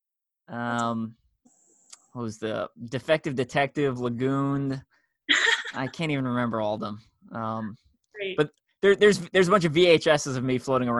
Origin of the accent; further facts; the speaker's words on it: New York, United States; moved away; also born or lived in Long Island; I'm from New York, and I'm used to people talking fast